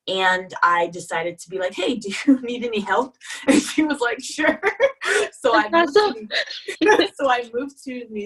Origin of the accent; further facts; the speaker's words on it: Falls Church, Virginia, United States; moved away as an adult; also born or lived in Provence, France; now in Paris, France; I'm originally from Virginia, Falls Church, Virginia, and I'm currently living in Paris